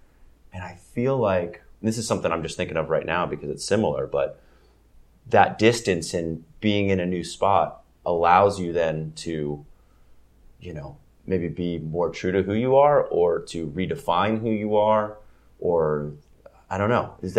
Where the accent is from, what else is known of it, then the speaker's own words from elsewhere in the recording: Gainesville, Florida, United States; moved away as an adult; I grew up in Gainesville, Florida, went to college there